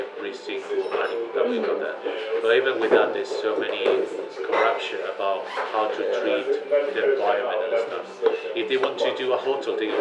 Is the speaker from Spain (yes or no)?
yes; Granada, Andalusia, Spain; English is a second language; moved away as an adult; now in Oxford, United Kingdom; My hometown is Granada